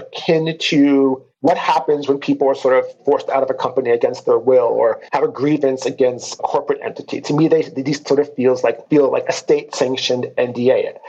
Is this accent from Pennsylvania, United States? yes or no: no; San Francisco, California, United States; I'm a California native. I was born and raised in San Francisco